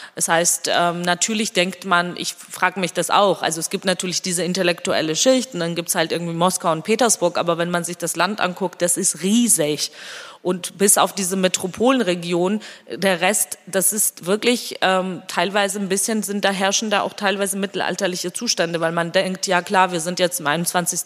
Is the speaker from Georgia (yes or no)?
yes; Georgia; first language Georgian; German is a second language; moved away; meine Muttersprache auch sehr sehr stark da und ich rede mit meinen Kindern zum Beispiel ausschließlich Georgisch